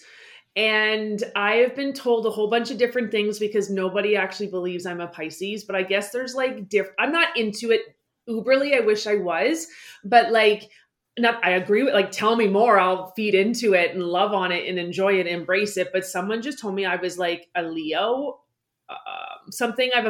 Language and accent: English; Ontario, Canada; I reside, born, raised in Ontario, Canada